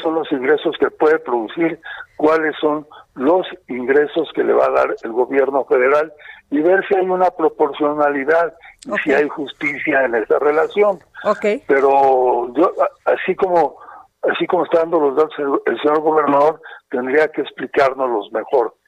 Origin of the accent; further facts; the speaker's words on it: Baja California, Mexico; yo soy de Baja California